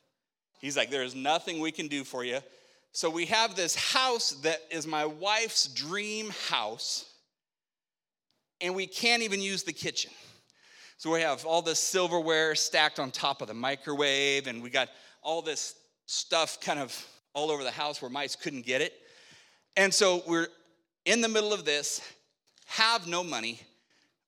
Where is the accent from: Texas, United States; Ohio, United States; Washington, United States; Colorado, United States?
Washington, United States; Spokane; moved away; I grew up in Spokane